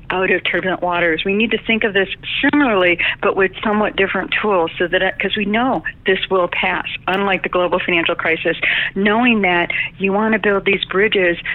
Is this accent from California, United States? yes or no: no; Detroit, Michigan, United States; the economic train wreck that I grew up in Detroit, Michigan